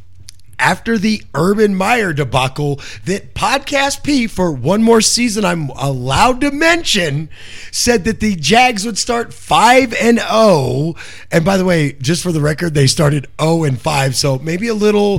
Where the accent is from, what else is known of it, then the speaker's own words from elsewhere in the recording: Arizona, United States; I grew up in Arizona with a pool at my grandparents', not mine